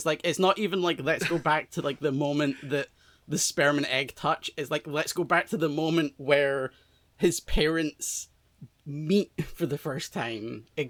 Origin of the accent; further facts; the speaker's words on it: Scotland, United Kingdom; I am Scottish